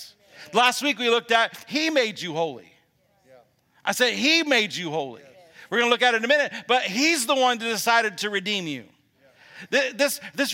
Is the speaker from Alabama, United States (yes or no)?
yes; Alabama, United States; I'm from Alabama